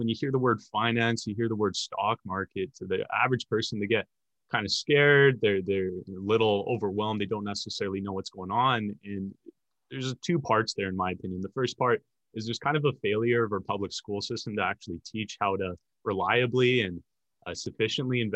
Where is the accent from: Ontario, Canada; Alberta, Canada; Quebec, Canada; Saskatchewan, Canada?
Alberta, Canada; Edmonton; born and raised in Edmonton, Alberta.